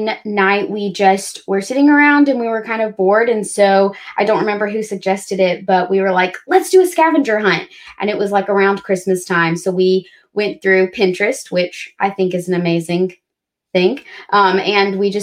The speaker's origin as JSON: {"language": "English", "region": "Alabama", "country": "United States", "said": "I'm from Alabama, so like it snows every couple of years"}